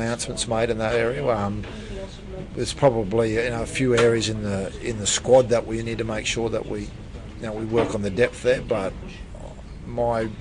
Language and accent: English; Thursday Island, Queensland, Australia; I was born on Thursday Island, which is a Torres Strait Island.